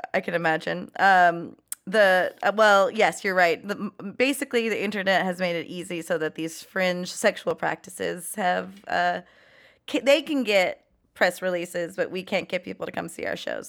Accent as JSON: {"language": "English", "town": "Los Angeles", "region": "California", "country": "United States", "said": "I'm from Chatsworth, the ki, you know, porn capital"}